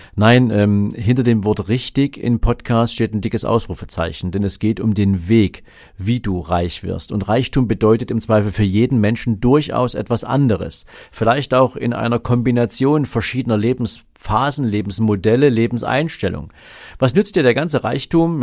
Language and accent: German; Dresden, Saxony, Germany; ich bin ja in der DDR geboren, in Dresden